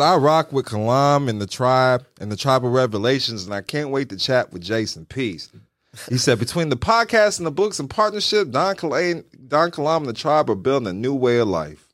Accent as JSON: {"language": "English", "country": "United States", "said": "I'm still from Walnut Park"}